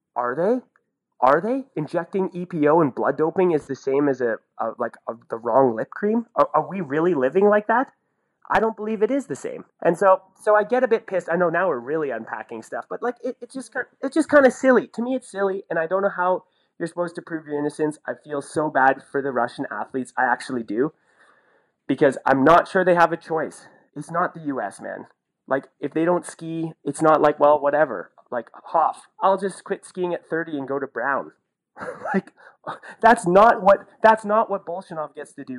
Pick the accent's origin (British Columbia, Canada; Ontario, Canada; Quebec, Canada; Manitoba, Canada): Ontario, Canada; Sudbury; I'm from Sudbury